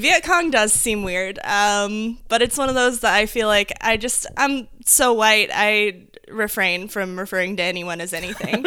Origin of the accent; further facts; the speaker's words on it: Indiana, United States; I, I grew up in Indiana